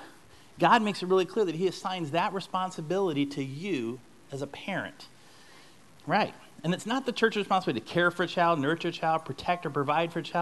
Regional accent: St. Louis, Missouri, United States; moved away; we're from St. Louis originally

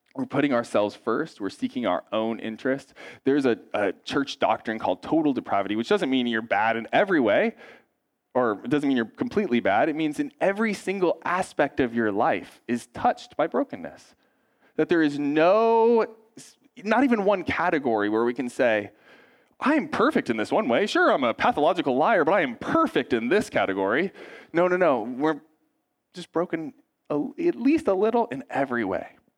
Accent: United States; us as American Christians

